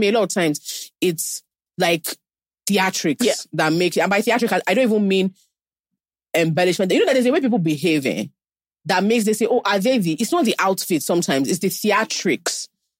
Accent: Nigeria; being Nigerian, I mean, a Nigerian woman

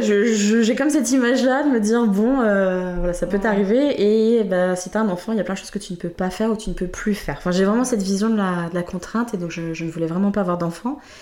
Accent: Creil, Hauts-de-France, France; je suis née à Creil, au nord de Paris

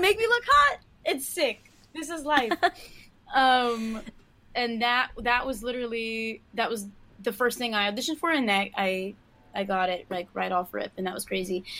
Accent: New York City, New York, United States; Born and raised, you know I'm from Queens

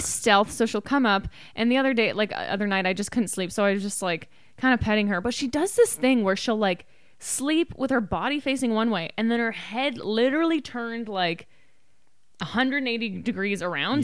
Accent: Canada; now in United States; we're Canadian.

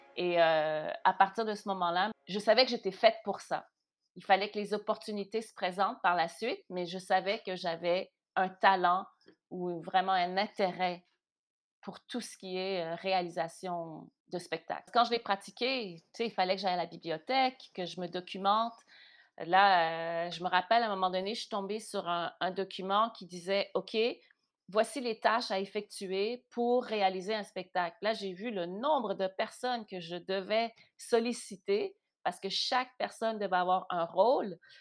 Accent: Montreal, Quebec, Canada; moi, je suis née à Montréal euh, de parents d'origine haïtienne

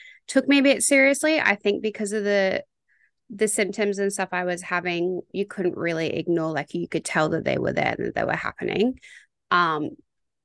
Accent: Bundaberg, Queensland, Australia; I'm from a bit of a smaller town, so I'm from Bundaberg.

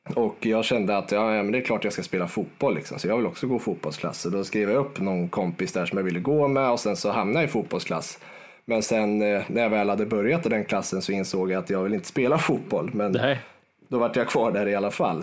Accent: Garphyttan, Örebro County, Sweden; är född och uppväxt, eh, två mil utanför Örebro, i en liten håla som heter Garphyttan

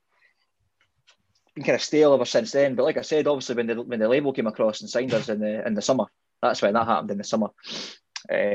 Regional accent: Alloa, Scotland, United Kingdom; I'm from Alloa, and my dad was in a band when I was younger

